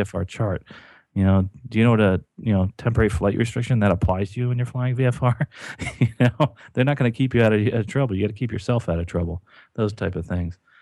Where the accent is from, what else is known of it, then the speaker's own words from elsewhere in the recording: New Jersey, United States; I grew up in New Jersey near horse country